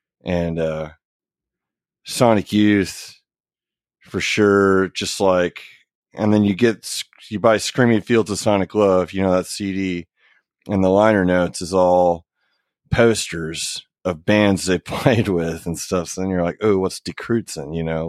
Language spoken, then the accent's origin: English; Oklahoma, United States; Yeah, I feel like Oklahoma is a pretty music positive state, I guess.